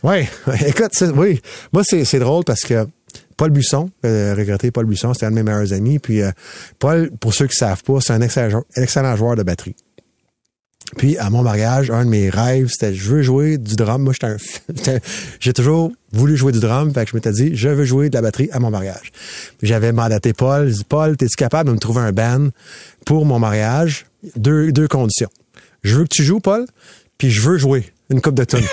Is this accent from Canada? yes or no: yes; Quebec, Canada; je suis un Québécois